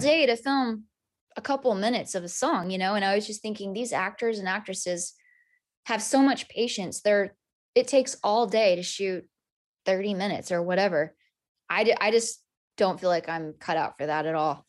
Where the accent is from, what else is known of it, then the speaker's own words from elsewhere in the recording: Amarillo, Texas, United States; moved away as an adult; now in Nashville, United States; I'm from Amarillo